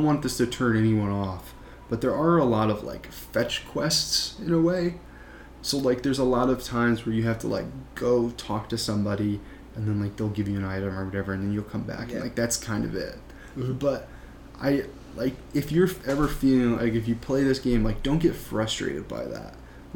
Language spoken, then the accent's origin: English; Midwest, United States; now in New York, United States; I live in New York now, but I grew up in the Midwest